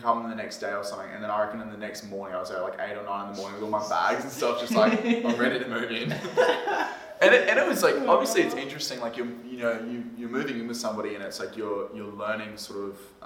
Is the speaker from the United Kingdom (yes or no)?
no; South Australia, Australia; moved away; Liam and I grew up in South Australia together